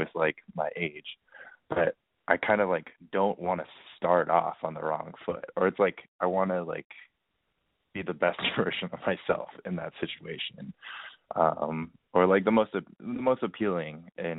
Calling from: New York City, New York, United States; I am 23 years old, and I'm calling from New York City.

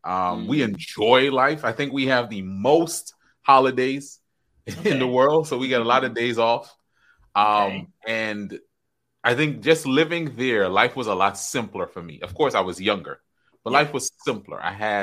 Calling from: Tampa, Florida, United States; Tampa, Florida. Right here in Tampa, Florida. The weather's beautiful.

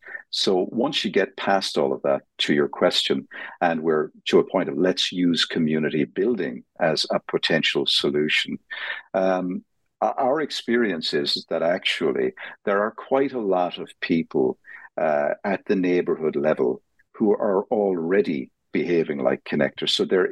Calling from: Dublin, Leinster, Ireland; I'm calling in from Dublin, Ireland

